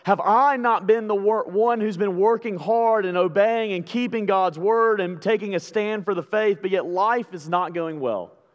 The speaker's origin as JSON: {"language": "English", "region": "Alabama", "country": "United States", "said": "I'm from Alabama"}